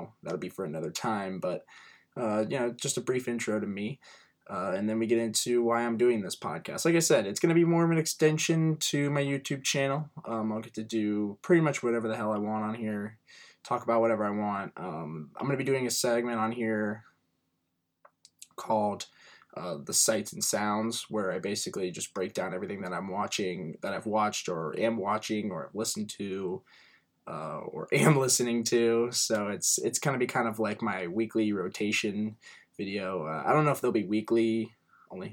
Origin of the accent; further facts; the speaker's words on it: Cincinnati, Ohio, United States; I'm from Cincinnati, Ohio.